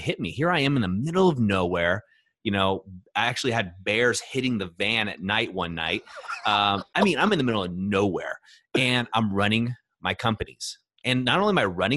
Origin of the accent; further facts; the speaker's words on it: Orange County, Southern California, United States; moved away; I grew up in Orange County, but I spent 3 months, my summers, in a farm in Ohio with my grandparents.